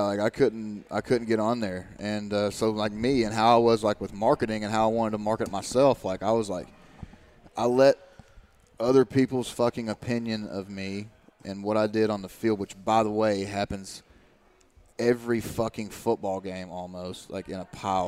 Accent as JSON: {"language": "English", "region": "Eastern Kentucky", "country": "United States", "tie": "born or raised there", "said": "my hometown and everything like that and uh, I was like literally you go back to Eastern Kentucky"}